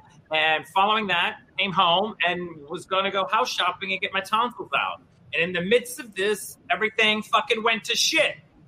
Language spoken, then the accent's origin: English; New Orleans, Louisiana, United States; also born or lived in New York; now in Palm Springs, United States; I can deal with the heat because I'm from New Orleans.